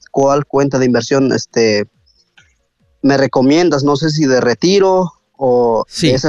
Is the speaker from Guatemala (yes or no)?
yes; Guatemala; moved away; yo soy de Guatemala